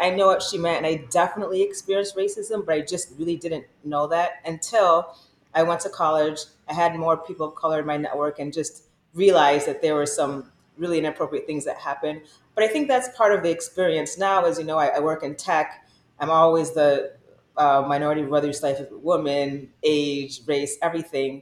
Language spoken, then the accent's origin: English; Michigan, United States; I'm from Michigan